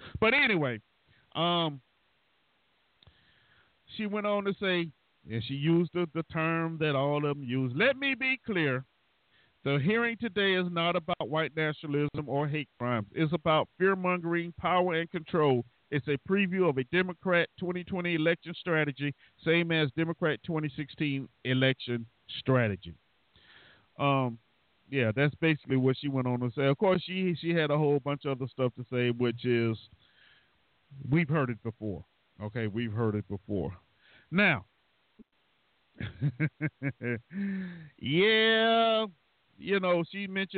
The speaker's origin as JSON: {"language": "English", "region": "the South", "country": "United States", "said": "I'm from the South"}